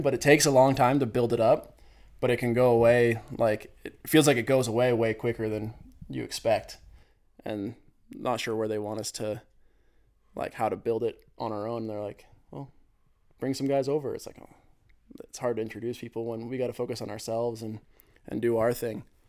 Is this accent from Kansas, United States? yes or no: no; Mammoth Lakes, California, United States; moved away as an adult; also born or lived in Alpine, Wyoming / Otis, Sweden; I'm from Mammoth Lakes, California